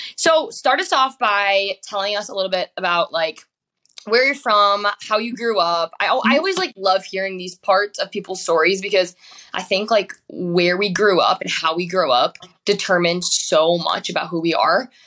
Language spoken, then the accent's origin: English; Wisconsin, United States; growing up in Wisconsin